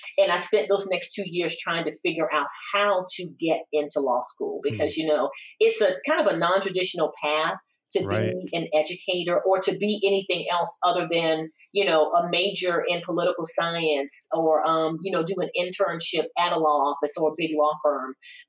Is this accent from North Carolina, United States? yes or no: no; Walterboro, South Carolina, United States; I was born and raised in the small town of Walterboro, South Carolina.